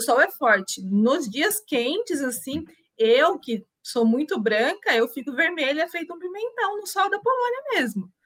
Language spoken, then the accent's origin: Portuguese; Itu, São Paulo, Brazil; moved away as an adult; also born or lived in Portugal; now in Poland; sou do interior de São Paulo, uh, da cidade de Itu, precisamente